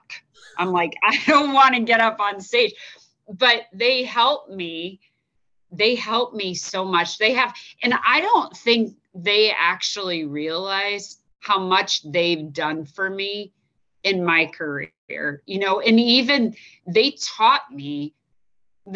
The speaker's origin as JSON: {"language": "English", "region": "Iowa", "country": "United States", "tie": "born or raised there", "also_born_or_lived": "Chicago", "moved": "as an adult", "said": "where are you from? And I'm like, Iowa."}